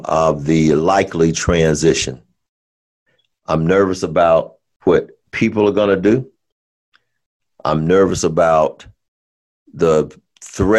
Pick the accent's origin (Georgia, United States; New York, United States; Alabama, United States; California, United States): Alabama, United States; I'm from Alabama, so I can say y'all